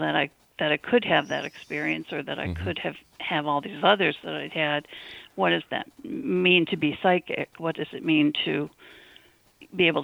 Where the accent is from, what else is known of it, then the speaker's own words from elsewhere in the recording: Detroit, Michigan, United States; moved away as an adult; now in Concord, United States; I grew up in Michigan